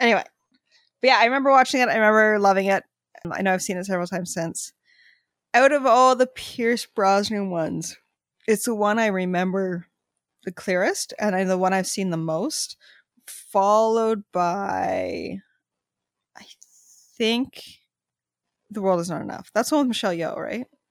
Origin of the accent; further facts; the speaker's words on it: Canada; we're Canadian